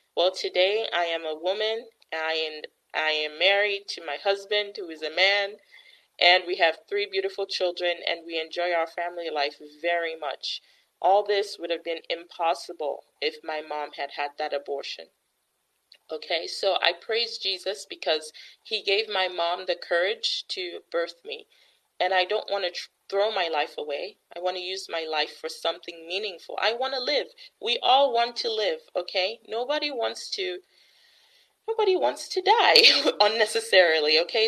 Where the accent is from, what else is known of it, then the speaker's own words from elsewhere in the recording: Missouri, United States; my home state, in the state of Missouri